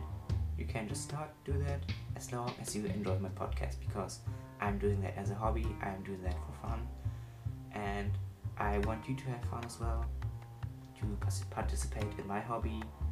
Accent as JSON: {"language": "English", "country": "Germany", "accent": "German", "second_language": "English", "said": "I want my German accent to kind of go away, but I believe that just spending a gap year in another country won't necessarily erase my accent"}